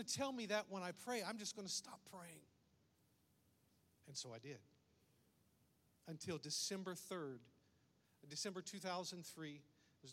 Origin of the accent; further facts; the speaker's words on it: United States; accent: redneck; also born or lived in Brazil; my first language is redneck, and then I learned to speak English somewhere along the way.